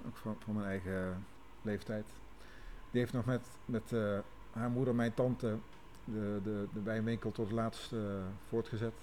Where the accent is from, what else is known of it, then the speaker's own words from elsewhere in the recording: Maastricht, Limburg, Netherlands; Ik kom uit Maastricht ik ben eigenlijk kok van origine